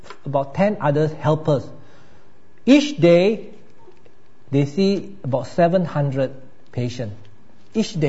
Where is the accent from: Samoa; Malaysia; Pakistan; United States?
Malaysia; now in Australia; I come from Malaysia